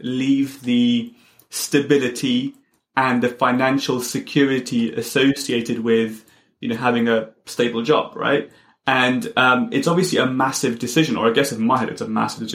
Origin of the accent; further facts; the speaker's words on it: London, United Kingdom; growing up in London, and my brother would take me on the big red double-decker buses